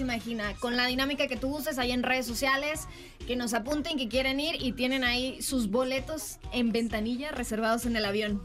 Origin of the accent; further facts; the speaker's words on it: Mexico; yo soy mexicana.